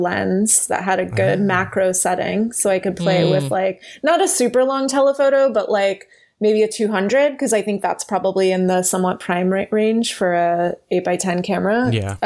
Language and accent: English; East Coast, United States; now in Los Angeles, United States